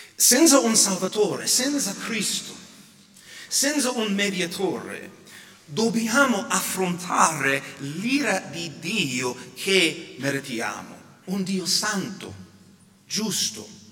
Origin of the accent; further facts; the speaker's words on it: United States; now in Italy; sia qui in Italia sia in America, per esempio, nel mio paese